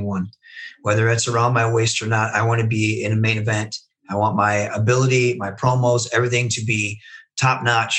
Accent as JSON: {"language": "English", "region": "Michigan", "country": "United States", "said": "if you look at Michigan, you have the Machine Guns, you have Rhino, you have Kevin Nash, you have Sabu, you have RVD, you have the Steiner Brothers, you have myself"}